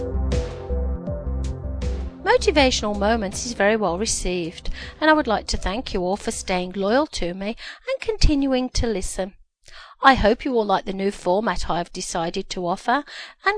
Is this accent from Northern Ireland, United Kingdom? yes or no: no; Birmingham, West Midlands, United Kingdom; now in Ontario, Canada; I live in Ontario, Canada, and I was born in Birmingham, UK